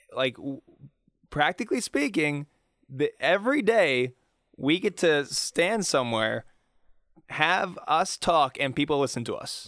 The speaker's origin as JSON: {"language": "English", "town": "Pittsburgh", "region": "Pennsylvania", "country": "United States", "tie": "born or raised there", "said": "growing up in Pittsburgh, it's still culturally very Catholic"}